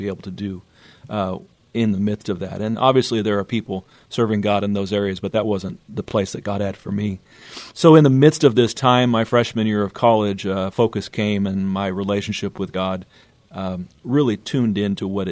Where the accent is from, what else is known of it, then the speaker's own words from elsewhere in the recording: Northern California, United States; moved away as an adult; also born or lived in Scotts Valley, California; now in San Antonio, United States; I grew up in Northern California